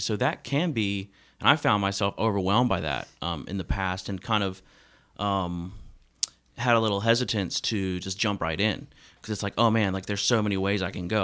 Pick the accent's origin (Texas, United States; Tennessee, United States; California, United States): Tennessee, United States; Memphis; moved away as an adult; now in Nashville, United States; I'm originally from Memphis, uh, Tennessee, and have lived here in Nashville